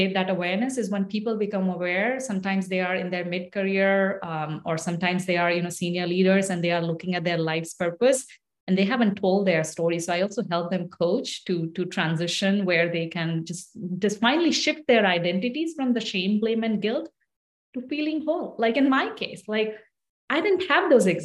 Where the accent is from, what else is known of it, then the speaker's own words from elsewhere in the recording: India; moved away as an adult; now in United States; ever since I grew up in India, I moved away from India when I married my husband.